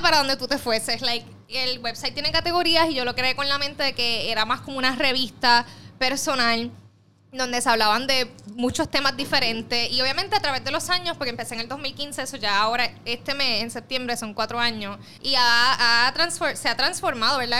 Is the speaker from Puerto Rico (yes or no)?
yes; Puerto Rico; soy de Puerto Rico, tengo 25 años